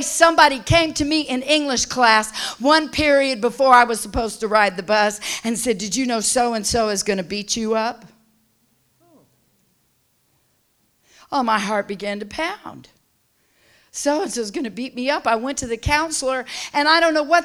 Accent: Southern California, United States; I was raised in Southern California

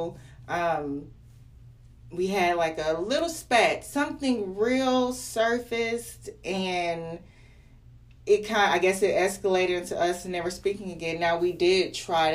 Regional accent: Arlington, United States; I grew up in Arlington on the east side

